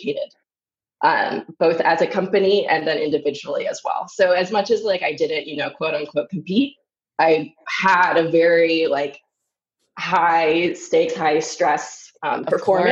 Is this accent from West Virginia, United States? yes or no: no; Richland, Washington, United States; now in Newport, United States; I'm from Richland, Washington, small town in eastern Washington state